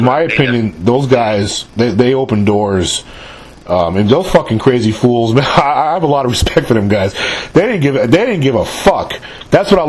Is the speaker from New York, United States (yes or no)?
yes; New York City, New York, United States; moved away; I grew up in New York in the 70s and the 80s